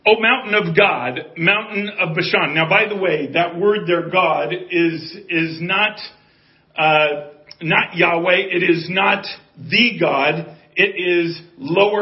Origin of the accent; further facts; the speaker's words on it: Colorado, United States; I have a builder's background and I'm from Colorado.